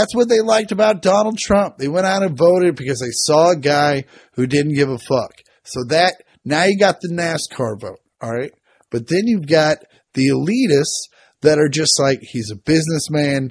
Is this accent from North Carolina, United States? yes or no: no; Kansas, United States; I grew up in Kansas